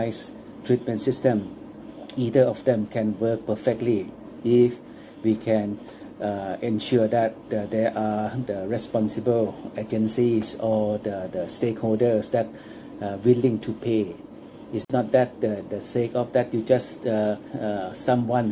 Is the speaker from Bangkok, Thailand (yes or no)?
no; Chiang Mai, Thailand; English is a second language; my hometown again, that from Chiang Mai